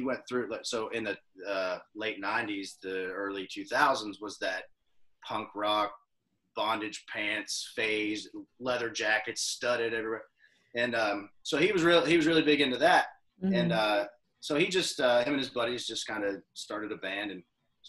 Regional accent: Crescent, Pennsylvania, United States; now in Nashville, United States; where I'm from Pennsylvania, a real small town called Crescent

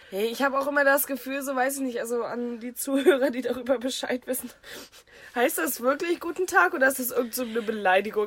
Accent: the North, Northern Germany, Germany; ich komme aus dem Norden

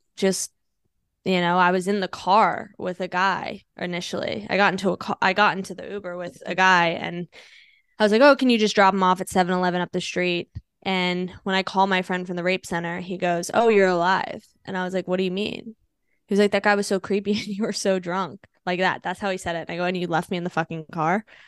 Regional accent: Virginia, United States; moved away as an adult; also born or lived in Los Angeles, California / Washington, D.C.; now in New York, United States; I'm originally from D C, like, well, Virginia, I guess

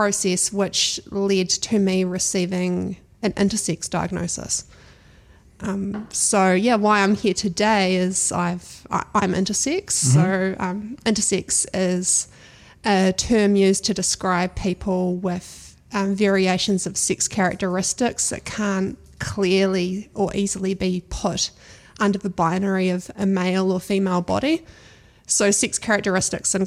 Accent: Waipiata, Otago, New Zealand; also born or lived in Dunedin / Timaru; I was born in Dunedin. I grew up in Waipiata, just south of Ranfurly, on my parents' sheep and beef farm

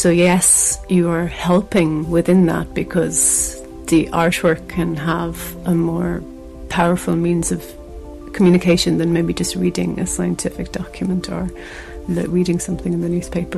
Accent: Ireland; I'm visiting from Ireland

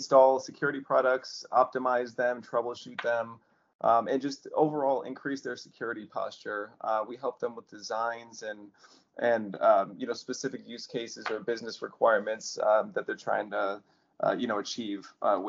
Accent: Las Vegas, Nevada, United States; I'm from Las Vegas, Nevada. So I'm in the United States right now.

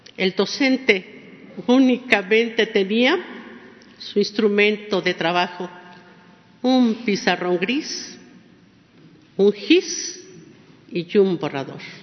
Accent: El Saucito, San Luis Potosí, Mexico; Esa es mi tierra

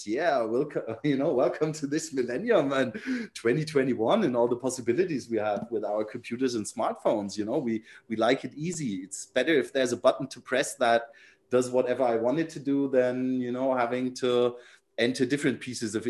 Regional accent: Nuremberg, Bavaria, Germany; I was from Nuremberg or the Nuremberg area

